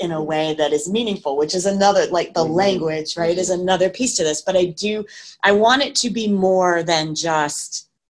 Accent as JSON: {"language": "English", "region": "Massachusetts", "country": "United States", "tie": "born or raised there", "said": "I grew up in Massachusetts"}